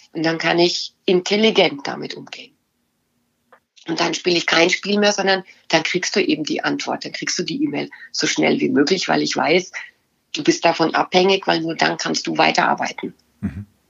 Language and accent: German; Bavaria, Germany; ich komme aus Bayern